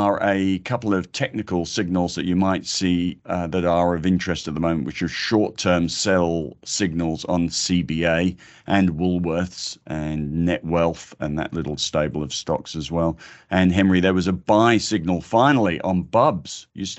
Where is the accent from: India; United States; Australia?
Australia; It's the most wonderful thing about being Australian. Everybody's got two soccer teams.